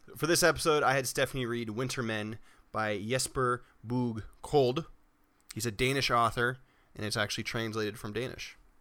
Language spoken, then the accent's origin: English; United States; Growing up in America